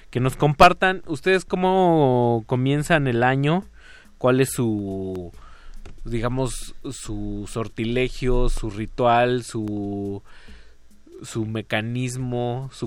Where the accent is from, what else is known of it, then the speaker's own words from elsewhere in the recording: Mexico; yo, yo como mexicano lo podría hacer.